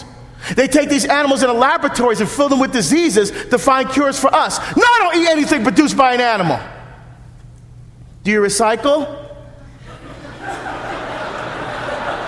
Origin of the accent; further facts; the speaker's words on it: New Jersey, United States; now in Oregon, United States; I'm from Jersey.